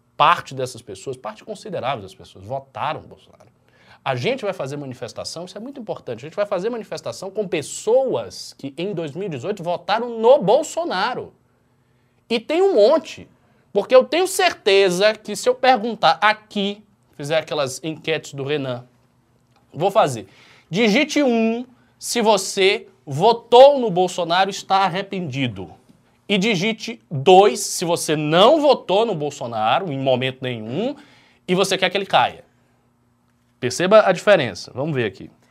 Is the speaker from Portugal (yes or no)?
no; Bahia, Brazil; eu sou da Bahia